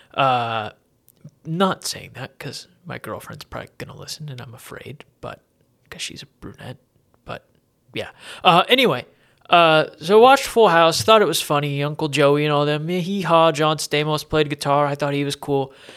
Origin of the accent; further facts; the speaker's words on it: Erie, Pennsylvania, United States; growing up in Erie